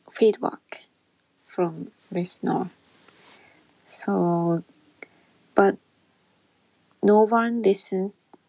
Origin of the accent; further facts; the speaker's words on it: Japan; English is a second language; I'm Japanese woman